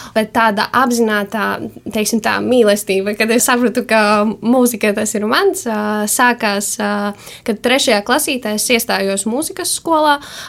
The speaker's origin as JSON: {"language": "Latvian", "area": "Salnava parish, Kārsava area", "region": "Latgale", "country": "Latvia", "said": "Es esmu no Salnovas pagasta. Nu, tas ir Kārsavas pusē"}